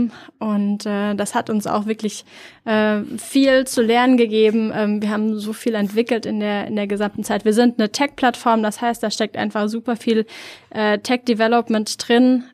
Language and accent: German; near Frankfurt am Main, Hesse, Germany; also born or lived in Norway; now in Berlin, Germany; Ich komme ursprünglich aus der Nähe von Frankfurt, Frankfurt am Main